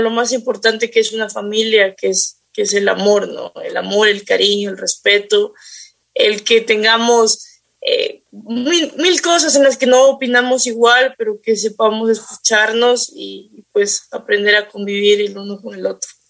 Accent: Quito, Pichincha, Ecuador; yo soy de, de Quito

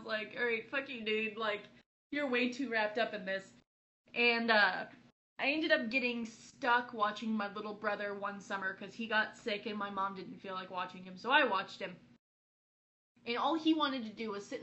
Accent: California, United States; moved away; one of my hometown cons when I came back to California

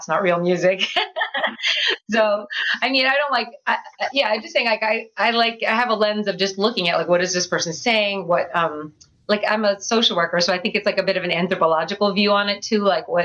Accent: Boston area, Massachusetts, United States; moved away as an adult; now in Philadelphia, United States; I grew up in the Boston area, a little bit north of Boston, and I came to Philly actually to go

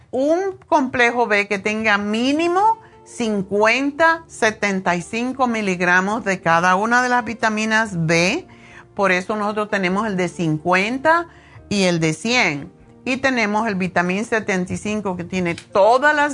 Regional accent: Cuba; moved away; Y estaban en eso cuando yo me fui de Cuba hace 100 años.

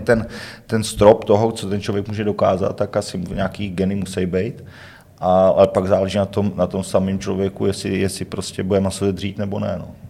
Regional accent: Trutnov, Hradec Králové Region, Czechia; pocházím z Trutnova

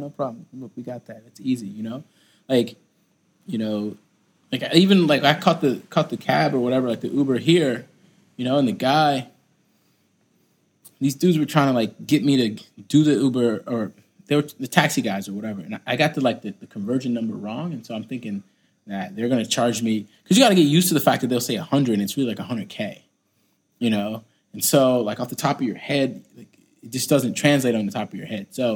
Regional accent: United States; Me being American

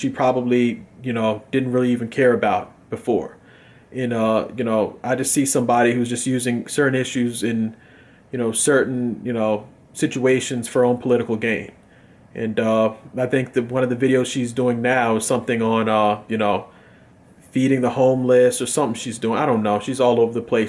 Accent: United States; I'm a Democrat from America

